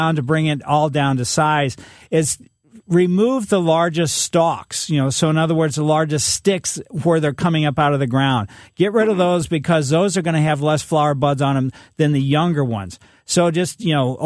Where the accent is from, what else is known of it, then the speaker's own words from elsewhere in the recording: Ellisville, Missouri, United States; my grandmother growing up in Ellisville, she lived across the street from us.